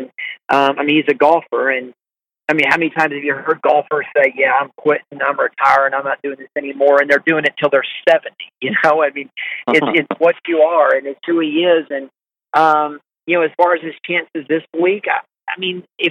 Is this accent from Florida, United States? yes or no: no; Augusta, Georgia, United States; We're from the South and from Augusta